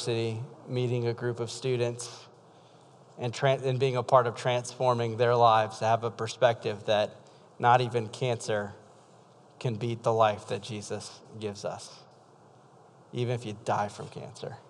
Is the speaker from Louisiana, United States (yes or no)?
yes; South Louisiana, United States; now in Iowa, United States; I'm from South Louisiana.